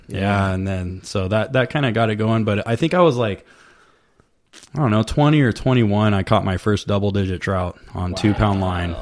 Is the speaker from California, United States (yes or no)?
yes; Vista, California, United States; also born or lived in Oceanside, California; now in Temecula, United States; I grew up in Vista, which is North okay. County, San Diego, and then I lived in Oceanside for a long time.